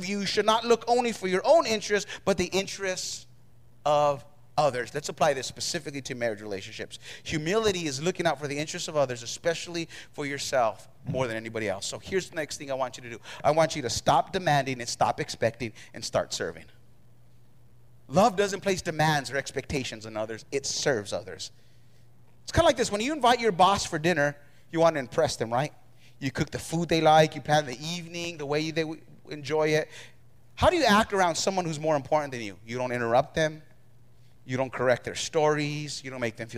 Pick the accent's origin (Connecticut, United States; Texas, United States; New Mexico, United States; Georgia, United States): New Mexico, United States; I grew up in New Mexico in the hood